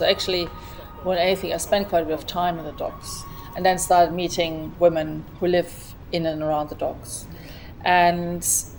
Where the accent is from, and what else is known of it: Germany; moved away as an adult; also born or lived in Hackney, London; now in London, United Kingdom